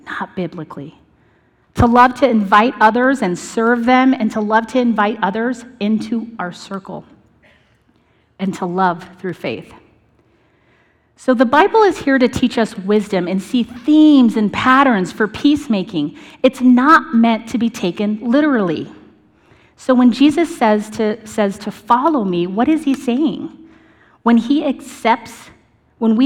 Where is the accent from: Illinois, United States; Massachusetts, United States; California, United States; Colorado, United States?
Colorado, United States; Northern; growing up in Northern Colorado